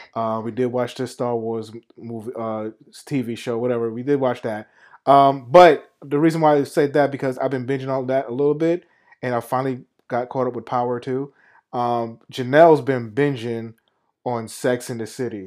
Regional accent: New York, United States; moved away as an adult; living in New York, growing up in New York

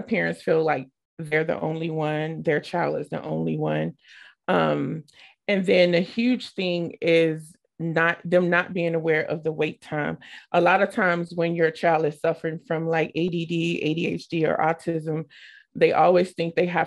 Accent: Chicago, Illinois, United States; now in Manchester, United States; I live in Manchester, Iowa. I'm originally from Chicago, Illinois

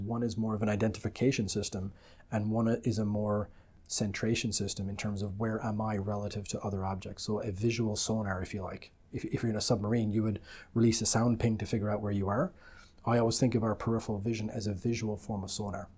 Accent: Ireland; moved away as an adult; also born or lived in United Kingdom / London; now in Canada; I'm originally from the Republic of Ireland

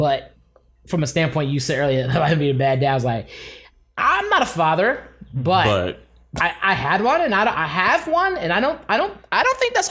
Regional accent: Philadelphia, Pennsylvania, United States; moved away as an adult; Philly, my hometown.

